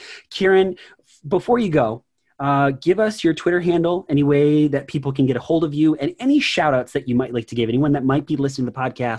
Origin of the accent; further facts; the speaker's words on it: United States; as an American